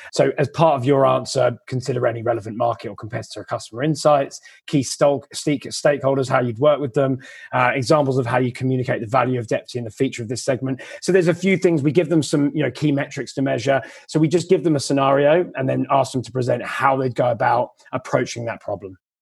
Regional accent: England, United Kingdom; moved away as an adult; also born or lived in London; now in Australia; I'm another English recruiter

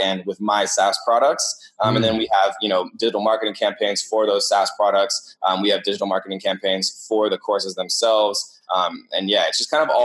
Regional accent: Eugene, Oregon, United States; where I grew up in Eugene

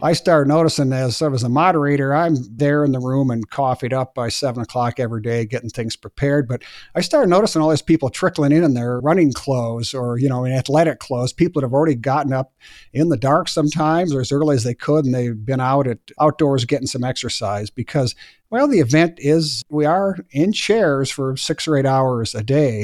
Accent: Bozeman, Montana, United States; here in my hometown of Bozeman, Montana

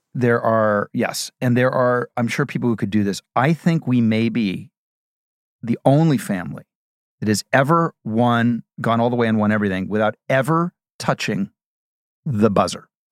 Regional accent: Midwest, United States; moved away; I'm from the Midwest

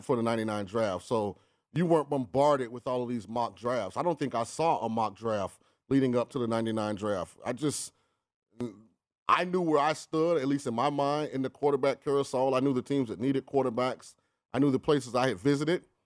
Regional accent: St. Petersburg, Florida, United States; moved away as an adult; now in Las Vegas, United States; I'm from Saint Petersburg, Florida

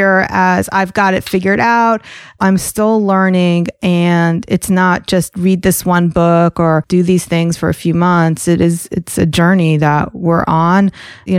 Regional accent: New Jersey, United States; accent: New York; also born or lived in Atlanta, Georgia; When I lived in Atlanta, I said y'all. And then I moved from Atlanta to New Jersey right around middle school.

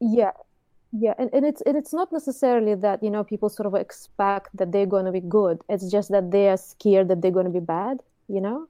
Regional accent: Moscow, Russia; English is a second language; now in Auckland, New Zealand; I've started my, um, art education when I was in Russia. I was born in Moscow. And I did art school, you know, there

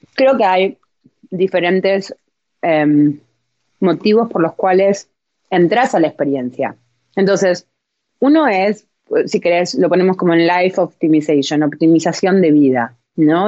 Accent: Argentina; yo soy latina también, vengo de Argentina

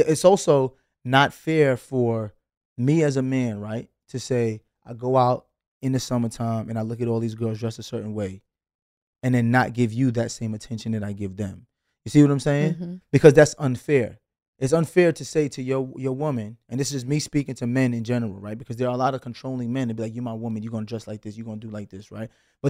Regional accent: Brooklyn, New York, United States; I'm still from Brooklyn.

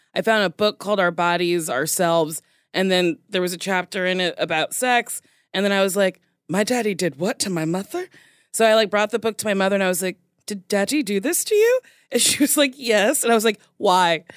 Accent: United States; accent: American; I have a very bad American accent

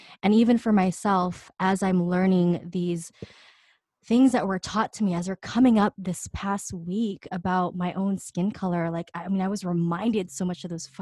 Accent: New York City, New York, United States; I'm from fucking Queens, Astoria.

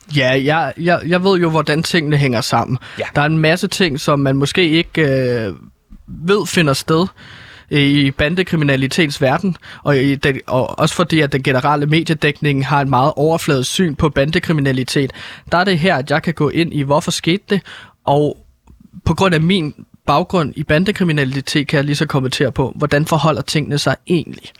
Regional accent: Herlev, Capital Region of Denmark, Denmark; jeg er fra Herlo

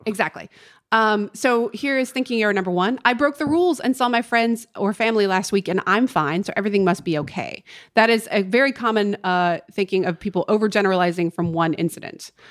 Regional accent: North Carolina, United States; now in Los Angeles, United States; my hometown in North Carolina

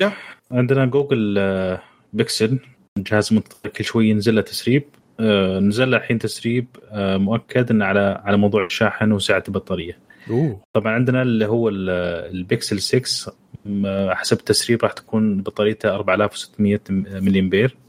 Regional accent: Saudi Arabia; عندنا في السعودية

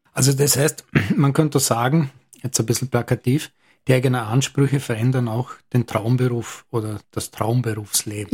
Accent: Lustenau, Vorarlberg, Austria; Als geborener und sozialisierter Lustenauer

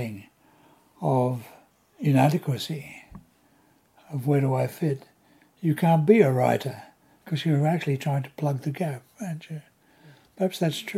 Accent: Australia; moved away as an adult; Being born and raised in Australia during World War II

